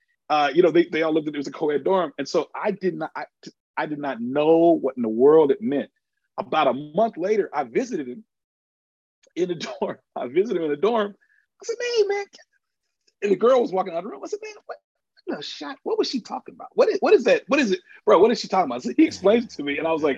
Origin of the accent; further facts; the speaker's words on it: Dallas, Texas, United States; I'm from Dallas Tech. … from Dallas.